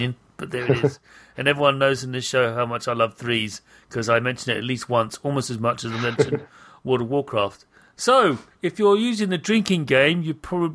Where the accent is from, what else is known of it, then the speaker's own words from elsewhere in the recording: United Kingdom; accent: British; I'm a British person. You might have noticed my accent